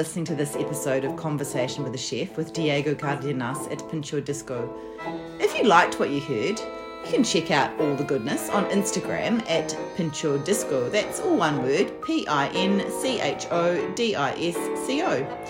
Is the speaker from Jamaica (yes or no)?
no; New Zealand; now in Melbourne, Australia; I mean, I came over from New Zealand in 2011, and it just felt like suddenly, it's a lot bigger over here than in New Zealand